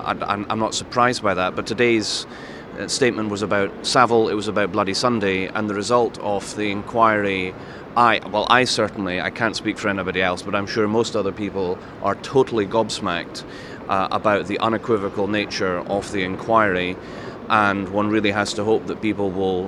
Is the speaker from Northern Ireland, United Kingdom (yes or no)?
no; Scotland, United Kingdom; being a Scottish nationalist.